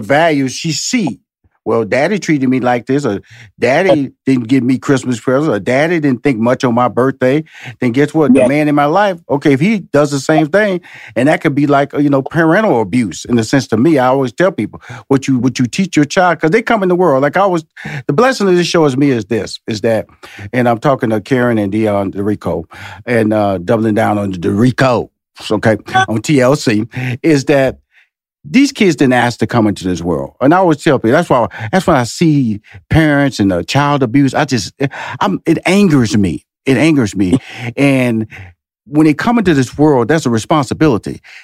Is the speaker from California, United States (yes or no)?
no; Houston, Texas, United States; I came from Fifth Ward and and I went to college